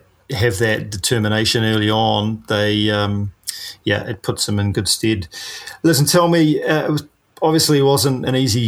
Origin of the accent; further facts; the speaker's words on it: New Zealand; I'm a paraplegic from New Zealand